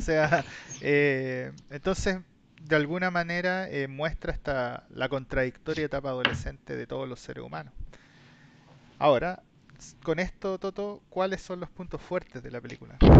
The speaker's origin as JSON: {"language": "Spanish", "country": "Chile", "tie": "born or raised there", "said": "nosotros que somos chilenos, fuimos criados en Chile"}